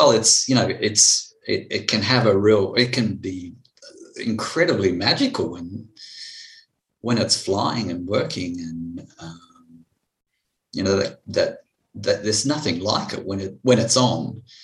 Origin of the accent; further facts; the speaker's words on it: Blue Mountains, New South Wales, Australia; also born or lived in France; I was brought up mainly in the Blue Mountains. We had a stint in France for 4 years because my father was in the Air Force.